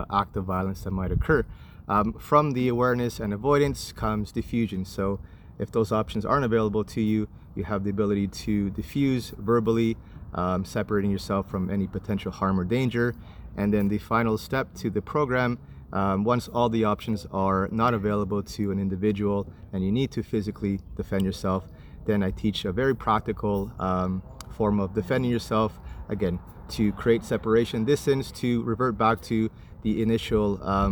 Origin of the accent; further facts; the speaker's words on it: Canada; also born or lived in Santiago, Chile; I was born in Santiago, Chile, and I immigrated here to Canada when I was 8 years old